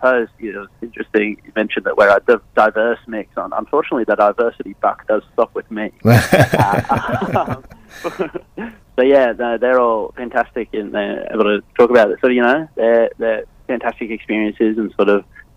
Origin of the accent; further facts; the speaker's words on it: Brisbane, Queensland, Australia; I'm from Brisbane